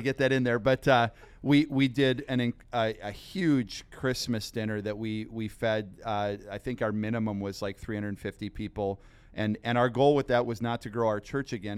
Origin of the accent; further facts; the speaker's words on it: Sheboygan County, Wisconsin, United States; I grew up in Sheboygan County